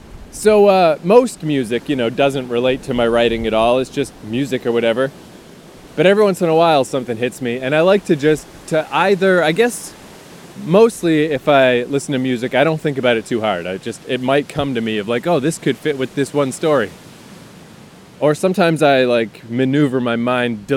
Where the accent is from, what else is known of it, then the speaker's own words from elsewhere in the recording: the Maritimes, Canada; now in Toronto, Canada; I'm from the goddamn Maritimes. I didn't grow up on the ocean. I grew up on a river.